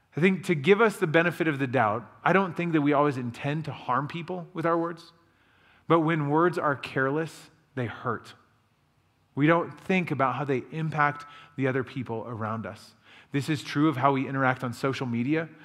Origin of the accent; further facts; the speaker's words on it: Illinois, United States; moved away as an adult; now in Rhode Island, United States; Josh and I grew up together in Illinois